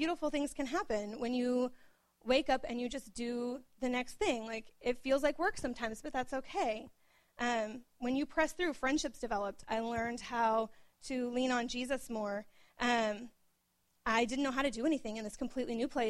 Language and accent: English; Oklahoma, United States; moved away; I was born and raised in Oklahoma